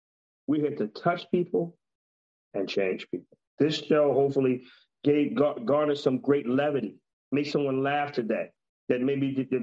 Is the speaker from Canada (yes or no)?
no; Texas, United States; You know how it is. I'm from Texas.